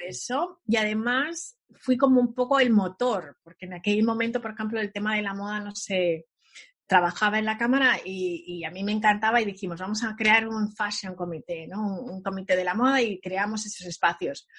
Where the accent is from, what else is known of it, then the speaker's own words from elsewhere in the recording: Spain; moved away as an adult; now in New York, United States; en España en aquella época, yo nací en los 70